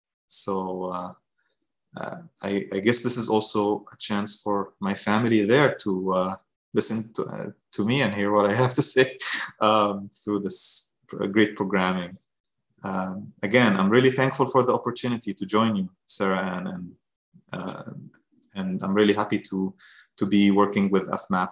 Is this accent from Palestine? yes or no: yes; Deir al-Balah, Gaza Strip, Palestine; moved away as an adult; also born or lived in Morocco / New York; now in United States; I am a Palestinian from a city called Deir al-Balah, which is located in the middle of the Gaza Strip. It's where I grew up. I was born in Morocco. My parents returned to the Gaza Strip to Palestine after the Oslo Accords.